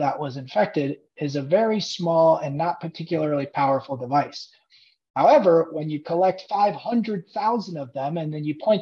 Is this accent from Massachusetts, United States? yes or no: no; Indiana, United States; moved away as an adult; I grew up in Indiana, and I left for a little while to pursue careers